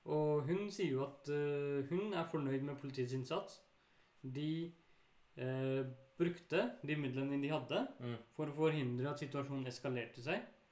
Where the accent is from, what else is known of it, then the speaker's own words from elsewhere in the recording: Bærum, Akershus, Norway; der jeg vokste opp, i Bærum